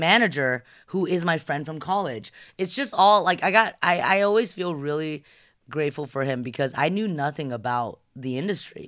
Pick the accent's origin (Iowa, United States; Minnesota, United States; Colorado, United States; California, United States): California, United States; San Gabriel Valley; also born or lived in Shanghai, China; a Shanghai born, Californian raised